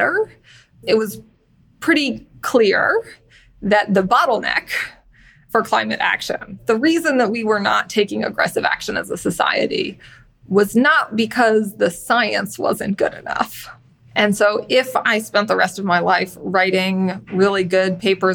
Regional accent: San Francisco Bay Area, California, United States; moved away as an adult; also born or lived in Washington, D.C.; I'm originally from the San Francisco Bay Area

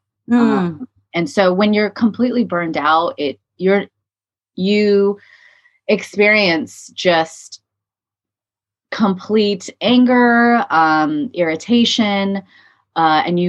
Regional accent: California, United States; I was born and raised in California

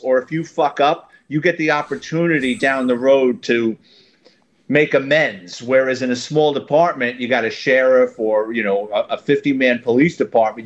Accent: New York City, New York, United States; born and raised in New York City in the Bronx.

